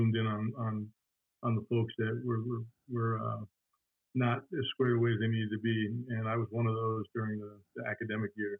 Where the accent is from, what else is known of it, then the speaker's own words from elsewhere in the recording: Montclair, New Jersey, United States; I grew up in suburbs in a place called Upper Montclair, New Jersey